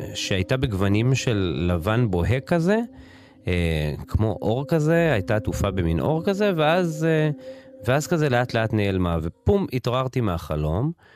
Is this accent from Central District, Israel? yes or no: no; Hosen, Northern District, Israel; גדלתי במושב חוסן, ליד כפר ורדים, ליד מעלות